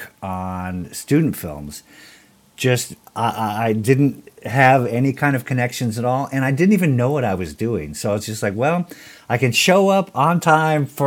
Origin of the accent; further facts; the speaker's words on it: Iowa, United States; also born or lived in Hawaii; after I was about 3 years old, we moved from Hawaii to Iowa